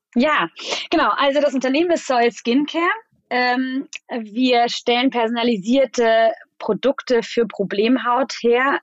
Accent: Germany; also born or lived in Mannheim; now in Berlin, Germany; ich bin äh, Deutsch-Spanierin, meine Mutter ist Spanierin ähm, und ich bin zwar in Deutschland aufgewachsen

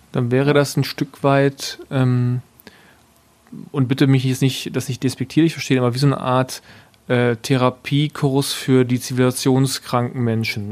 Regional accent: West Germany, Germany; ich komme ja aus Westdeutschland

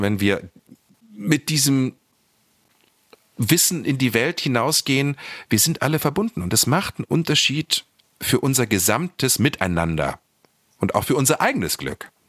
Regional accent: Lower Saxony, Germany; moved away as an adult; also born or lived in Celle / Hanover / Berlin; Ich komme ja dort aus Niedersachsen vom Land

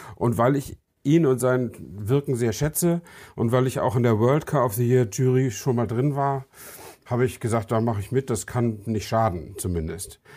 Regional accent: Germany; wir sind halt Deutsche

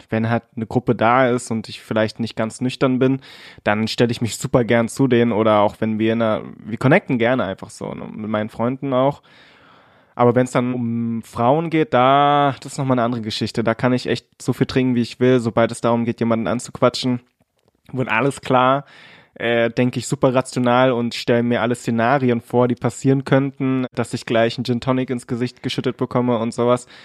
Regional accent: Cottbus, Brandenburg, Germany; wir sind alle hier aufgewachsen in Cottbus und sind ziemlich deutsch, also ich zumindest.

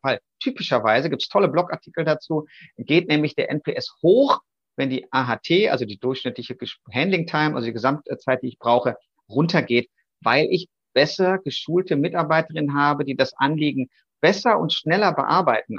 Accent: North Rhine-Westphalia, Germany; Jetzt komme ich ja aus Westfalen

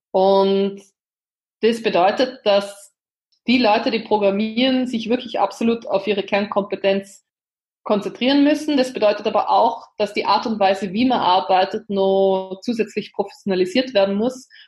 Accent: Linz, Upper Austria, Austria; Also ich bin ja jetzt aus Linz, äh, ist ja die zweitgrößte oder die drittgrößte Stadt in Österreich und befindet sich ja mitten in Oberösterreich.

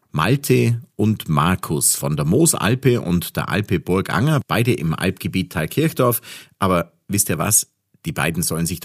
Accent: Oberstaufen, Bavaria, Germany; ich komme aus Oberstaufen und wir werden den Podcast in so einem, wie soll man sagen, fremdenverkehrstauglichen Dialekt machen. Ja, nicht ganz Hochdeutsch, nicht ganz Dialekt, etwas dazwischen.

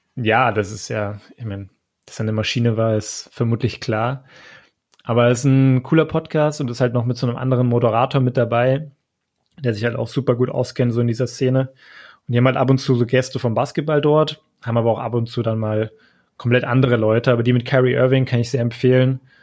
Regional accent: Frankfurt, Hesse, Germany; Ich komme aus Frankfurt

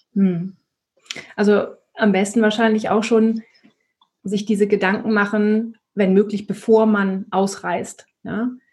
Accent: Northern Germany, Germany; moved away; ich komme aber ursprünglich aus Norddeutschland.

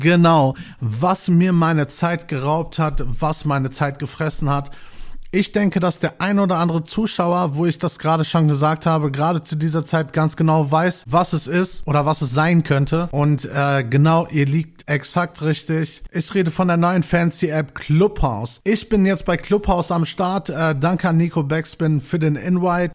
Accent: Gelsenkirchen, North Rhine-Westphalia, Germany; now in Bochum, Germany; ich bin gebürtig in Gelsenkirchen aufgewachsen

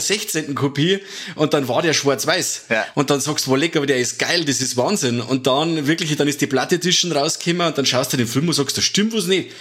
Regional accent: Germany; bei uns in Deutschland

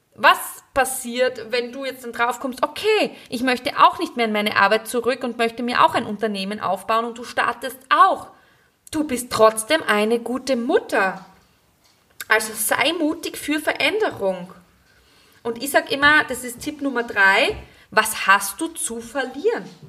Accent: Graz, Styria, Austria; moved away as an adult; now in Gleisdorf, Austria; Ich bin ja ursprünglich aus Graz

